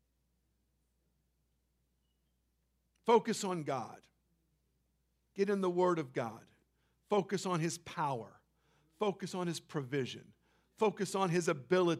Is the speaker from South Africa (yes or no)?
no; Canada; also born or lived in Central California; I'd been to Florida as a Canadian